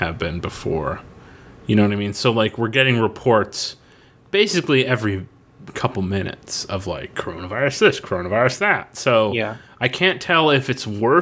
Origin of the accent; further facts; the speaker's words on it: Florida, United States; growing up in Florida